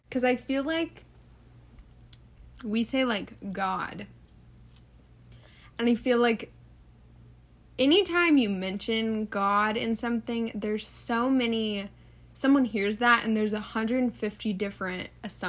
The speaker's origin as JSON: {"language": "English", "region": "the South", "country": "United States", "accent": "southern", "said": "I would listen to people that were like not from around here speak, and I like got rid of my southern accent."}